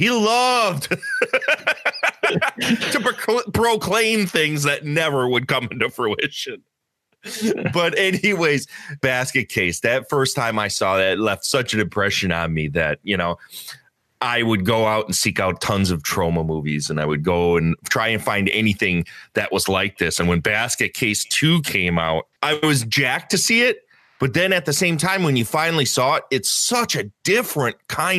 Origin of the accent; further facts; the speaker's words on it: Chicago, Illinois, United States; now in Wisconsin; I'm originally from Chicago, like south side of Chicago. And they moved up to the middle of nowhere in a little town called Augusta outside of Eau Claire.